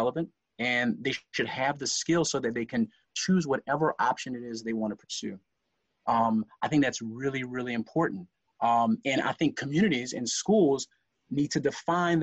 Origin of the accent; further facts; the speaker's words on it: Lafayette, Louisiana, United States; accent: Lafayette; I was conscious of my Lafayette accent